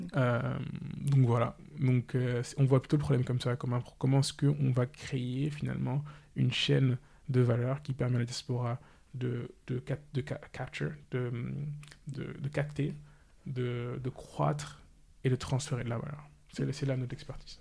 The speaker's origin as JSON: {"language": "French", "country": "Senegal", "tie": "born or raised there", "moved": "yes", "said": "j'ai grandi au Sénégal. Par contre, j'ai fait l'école française"}